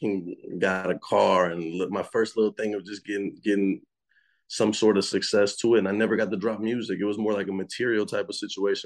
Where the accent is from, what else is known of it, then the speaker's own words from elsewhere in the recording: Houston, Texas, United States; I'm from Houston, Texas, and I just turned 25.